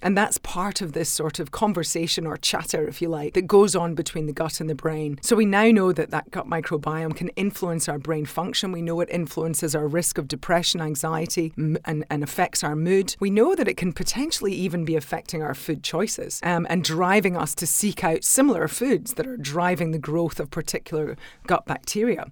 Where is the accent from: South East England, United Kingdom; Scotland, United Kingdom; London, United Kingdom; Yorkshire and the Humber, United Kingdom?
Scotland, United Kingdom; now in Australia; I'm a Scot